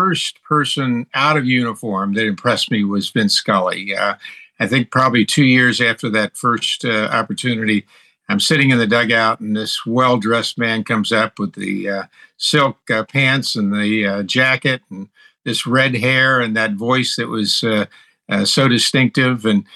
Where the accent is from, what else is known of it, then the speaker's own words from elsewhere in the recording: Tampa, Florida, United States; now in Los Angeles, United States; I grew up in the Tampa Bay area